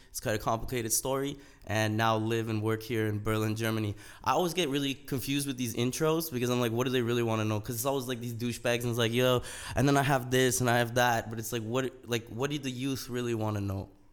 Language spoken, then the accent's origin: English; Canada; I was a first generation immigrant right? And I grew up in Canada.